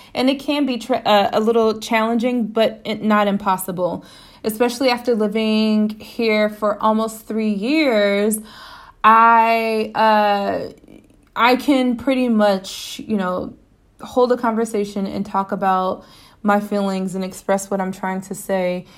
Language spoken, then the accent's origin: English; United States; moved away as an adult; now in Toledo, Spain; me being an American